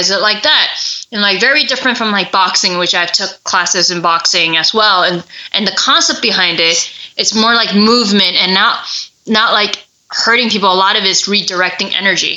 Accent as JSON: {"language": "English", "region": "New York", "country": "United States", "said": "I'm from New York"}